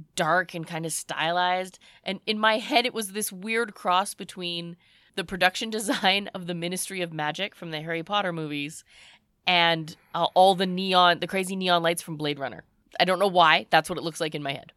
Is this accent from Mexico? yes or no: no; Canada; we're Canadian